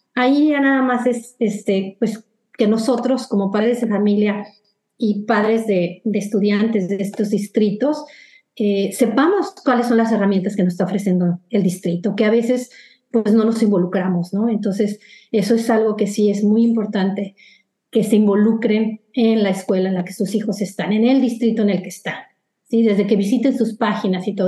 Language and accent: Spanish; Mexico; moved away as an adult; now in United States; las personas que venimos de, México